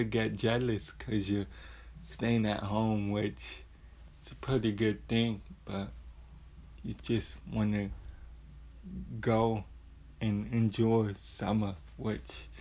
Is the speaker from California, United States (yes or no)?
no; San Antonio, Texas, United States; born and raised in San Antonio